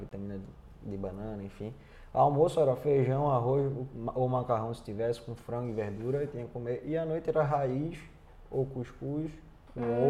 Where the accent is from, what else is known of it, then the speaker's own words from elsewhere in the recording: Brazil; moved away as an adult; saí do Brasil sabendo falar português e um pouquinho de inglês